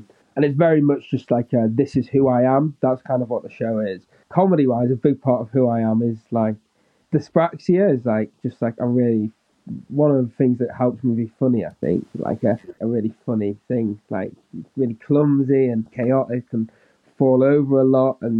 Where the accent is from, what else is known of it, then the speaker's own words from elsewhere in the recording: Manchester, North West England, United Kingdom; also born or lived in Stockport; because I'm from Manchester. But I was born in Stockport, in a hospital in Stockport